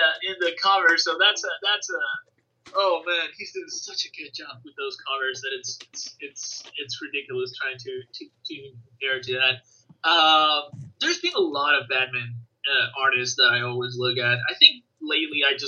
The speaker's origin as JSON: {"language": "English", "country": "Venezuela", "said": "I'm from Venezuela"}